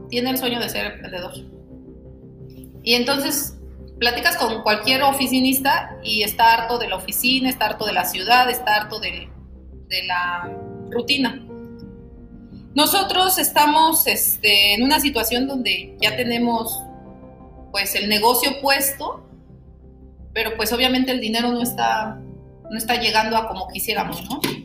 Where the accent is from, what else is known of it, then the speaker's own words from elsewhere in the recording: State of Mexico, Mexico; moved away as an adult; now in Oaxaca, Mexico; soy del Estado de México y actualmente vivo en el Estado de Oaxaca.